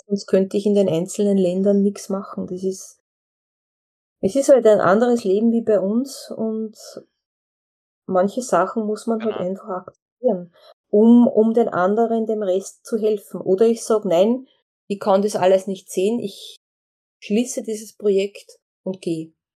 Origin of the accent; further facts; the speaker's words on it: Austria; als Österreicherin